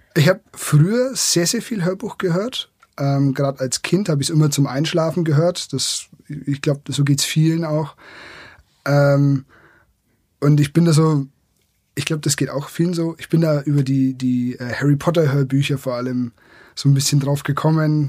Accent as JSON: {"language": "German", "area": "Franconia", "region": "Bavaria", "country": "Germany", "said": "Ich komme aus der Region, da ähm, ist es Franken"}